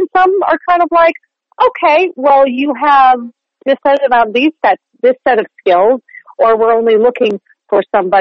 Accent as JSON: {"language": "English", "town": "Chatham Township", "region": "New Jersey", "country": "United States", "tie": "born or raised there", "moved": "as an adult", "lives_now": "New York, United States", "said": "I grew up in New Jersey. Not quite far away in Chatham Township"}